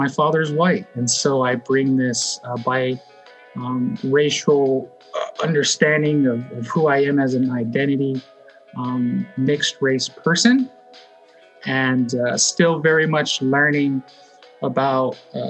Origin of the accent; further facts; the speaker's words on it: Verde Valley, Central Arizona, United States; I grew up in Central Arizona in the Verde Valley.